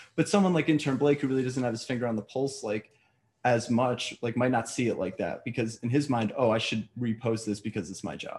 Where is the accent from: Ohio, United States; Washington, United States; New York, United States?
New York, United States; I'm a New Yorker. You can't hear to my accent right now